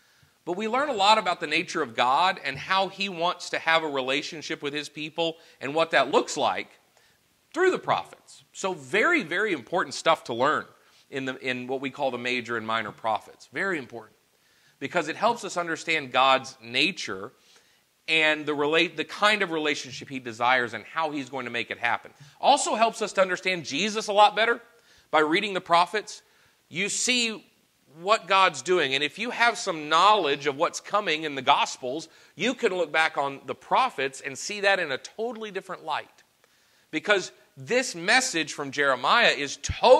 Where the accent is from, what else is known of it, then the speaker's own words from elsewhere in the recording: Arkansas, United States; Growing up in Arkansas